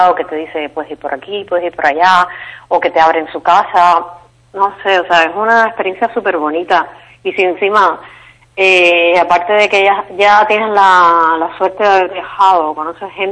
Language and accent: Spanish; Cuba; now in Spain; porque en Cuba no hay esa libertad de movimiento para viajar como turista, entonces pues eh, casi que cuando salí de Cuba fue cuando empecé a viajar.